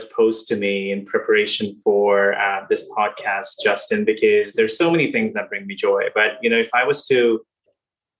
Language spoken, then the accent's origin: English; India; moved away; also born or lived in Singapore; I grew up in India and then have had the pleasure of living and working in different countries